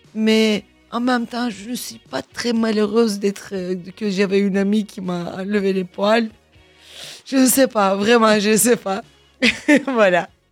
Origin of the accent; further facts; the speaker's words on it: Turkey; French is a second language; moved away as an adult; also born or lived in Germany; now in France; en tant que Turc